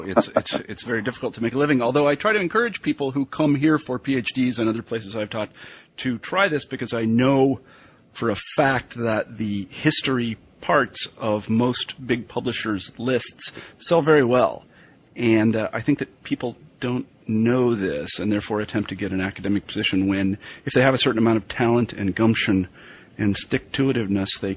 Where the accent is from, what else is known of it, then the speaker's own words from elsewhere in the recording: United States; many of my countrymen